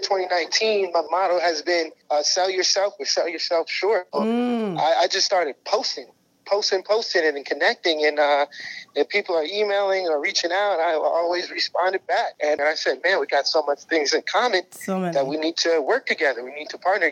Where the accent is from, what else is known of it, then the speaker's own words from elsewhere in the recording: North New Jersey, United States; I'm from North New Jersey. So I'm from a real urban area, hard hitting city, blue collar type of place, a lot of poverty, a lot of crime when I was coming up in a single parent household.